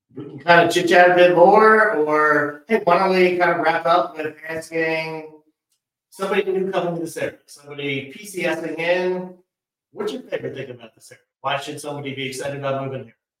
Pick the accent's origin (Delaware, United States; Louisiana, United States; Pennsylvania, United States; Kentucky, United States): Delaware, United States; moved away as an adult; also born or lived in East Coast; now in Hampton Roads, Virginia, United States; I'm originally from Delaware, moved up and down the East Coast a bit with my career